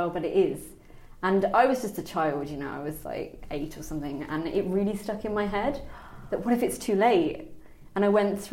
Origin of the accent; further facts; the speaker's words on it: Birmingham, West Midlands, United Kingdom; I grew up in Birmingham